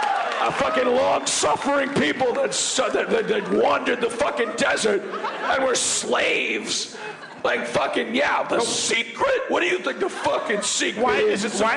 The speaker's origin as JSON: {"language": "English", "region": "New York", "country": "United States", "tie": "born or raised there", "said": "I'm from New York. I've lived here my whole life."}